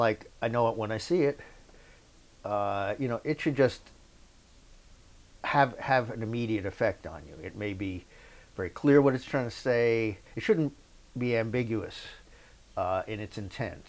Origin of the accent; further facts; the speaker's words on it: Yonkers, New York, United States; I grew up in Yonkers, New York, which is the first suburb north of the Bronx.